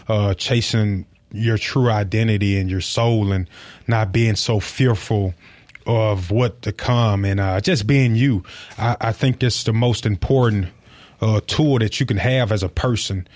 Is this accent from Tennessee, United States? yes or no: yes; Tennessee, United States; moved away; also born or lived in Mississippi; I feel like I'm from Mississippi rather than Tennessee.